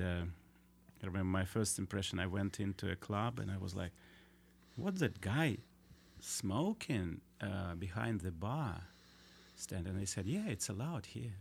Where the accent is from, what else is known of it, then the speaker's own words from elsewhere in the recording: Vladivostok, Primorsky Krai, Russia; English is a second language; also born or lived in China; I grew up in Vladivostok, which was a strange place.